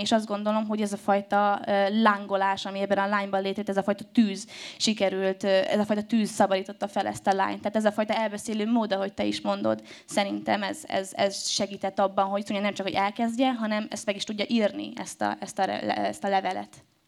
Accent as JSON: {"language": "Hungarian", "town": "Debrecen", "region": "Hajdú-Bihar", "country": "Hungary", "moved": "yes", "lives_now": "Budapest, Hungary"}